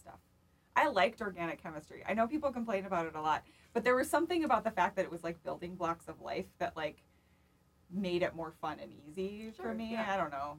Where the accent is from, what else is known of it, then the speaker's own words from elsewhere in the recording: Pelican Rapids, Minnesota, United States; moved away as an adult; now in Minneapolis, United States; half an hour away from Pelican Rapids, so it's close to my hometown